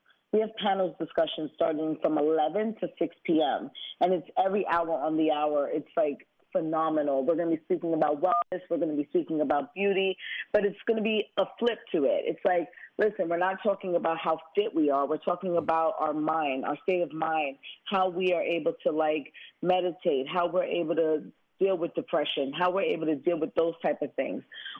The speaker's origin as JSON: {"language": "English", "town": "Brooklyn", "region": "New York", "country": "United States", "tie": "born or raised there", "said": "Me growing up in Brooklyn, I could have taken a different route, and I had people around me that was encouraging me to do better."}